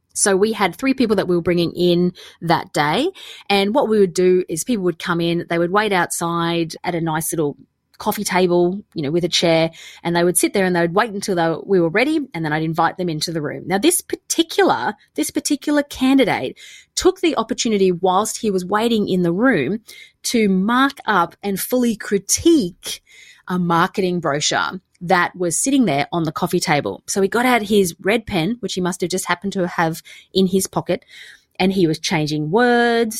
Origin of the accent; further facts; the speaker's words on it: Australia; moved away; also born or lived in London; I'm Australian